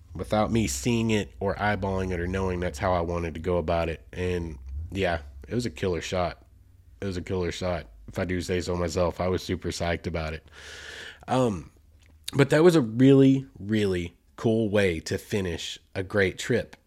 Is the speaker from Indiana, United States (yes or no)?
no; Arkansas, United States; here in the natural state, in my home state